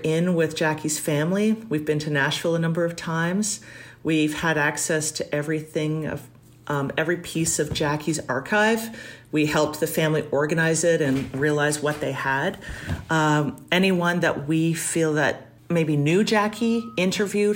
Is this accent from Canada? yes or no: yes; Toronto, Ontario, Canada; Growing up in Toronto